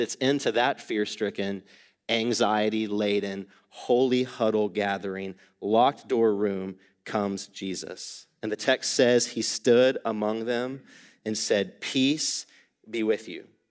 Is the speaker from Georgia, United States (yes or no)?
yes; Atlanta, Georgia, United States; moved away as an adult; also born or lived in East Asia; now in Dallas, United States; I grew up in Atlanta, Georgia, spent most of my life there